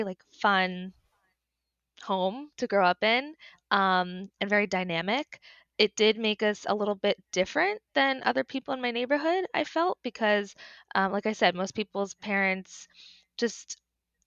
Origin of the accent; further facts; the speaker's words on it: Westchester, New York, United States; now in New York City, United States; I grew up in Westchester